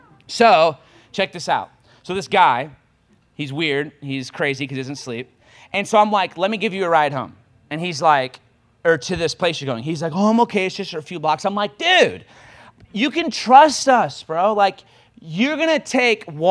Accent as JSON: {"language": "English", "region": "Michigan", "country": "United States", "moved": "as an adult", "lives_now": "Kansas City, United States", "said": "I'm from Michigan"}